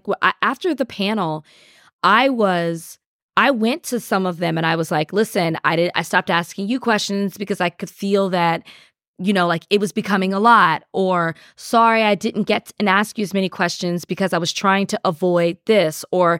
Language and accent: English; Texas, United States; I'm from Texas. So we say that all the time.